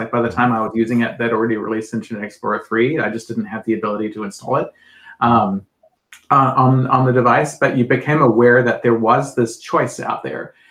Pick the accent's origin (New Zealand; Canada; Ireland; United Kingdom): New Zealand; moved away; I grew up in New Zealand